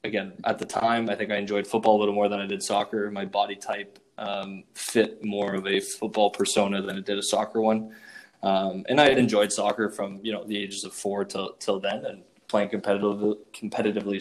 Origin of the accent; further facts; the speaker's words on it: Ottawa, Ontario, Canada; I'm originally from Ottawa, grew up in the East End in Orleans